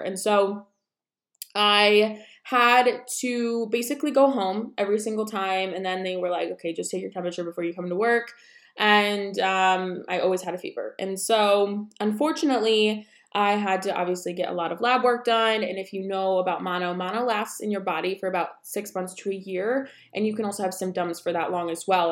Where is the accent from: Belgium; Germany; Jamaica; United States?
United States; about an hour south of Syracuse, New York; moved away; we are originally from, like, two and a half hours from the city, about an hour south of Syracuse